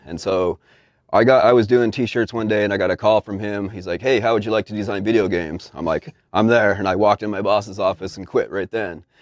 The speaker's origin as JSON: {"language": "English", "region": "Utah", "country": "United States", "moved": "yes", "said": "I'm a dude from Utah"}